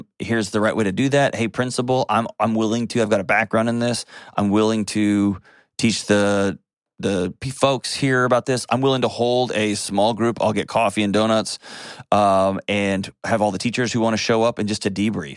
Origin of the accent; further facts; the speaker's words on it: Texas, United States; I'm also a Texan